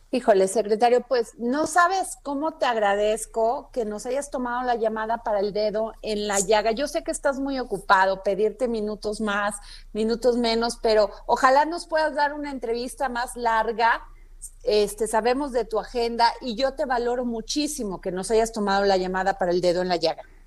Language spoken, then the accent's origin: Spanish; Xalapa, Veracruz, Mexico; fue en Jalapa, Veracruz, de donde yo soy